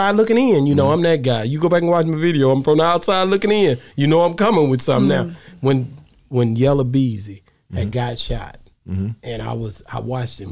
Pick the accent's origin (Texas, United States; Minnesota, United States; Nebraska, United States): Texas, United States; I'm from Texas